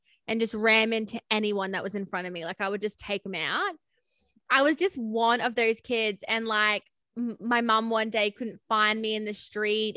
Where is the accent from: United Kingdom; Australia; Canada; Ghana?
Australia; Cairns, Queensland; I grew up in Cairns in Queensland with my parents.